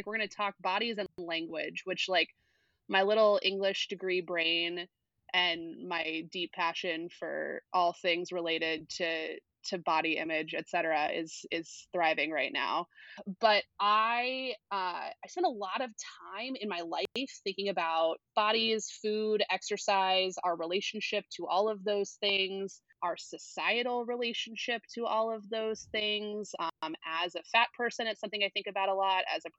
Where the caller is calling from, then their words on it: Columbus, Ohio, United States; I am coming in from Columbus, Ohio. Actually, I think, like, several blocks away from where Nathaniel is.